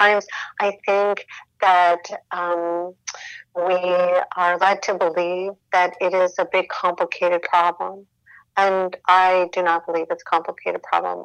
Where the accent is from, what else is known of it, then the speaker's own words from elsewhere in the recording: Midwest, United States; I grew up in the Midwest